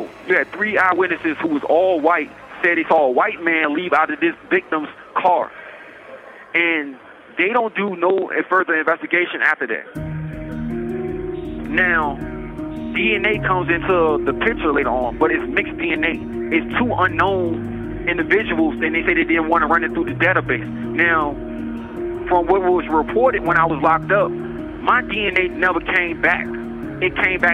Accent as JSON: {"language": "English", "town": "Richmond", "region": "Virginia", "country": "United States", "tie": "born or raised there", "said": "I grew up in Richmond, Virginia"}